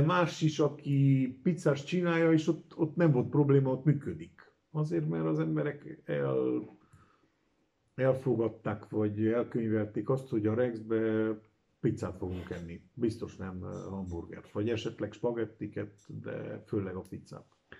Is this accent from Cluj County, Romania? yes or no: yes; Cluj-Napoca, Cluj County, Romania; Kolozsvári születésű vagyok, a Brassaiba érettségiztem